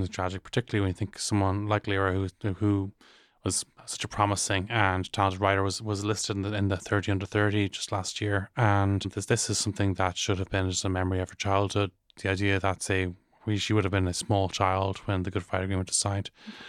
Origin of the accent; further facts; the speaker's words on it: Northern Ireland, United Kingdom; growing up in Northern Ireland in the 90s, my wife is called Erin, grew up in Northern Ireland in the 90s